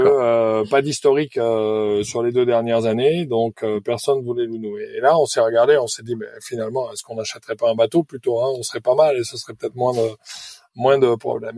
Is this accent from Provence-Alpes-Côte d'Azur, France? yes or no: no; Périgueux, Nouvelle-Aquitaine, France; Je suis originaire de Périgueux, en Dordogne